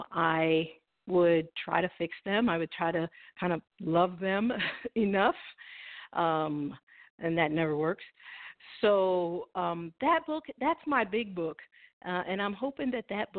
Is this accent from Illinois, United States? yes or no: yes; Springfield, Illinois, United States; moved away; I'm from Springfield, Illinois, born and raised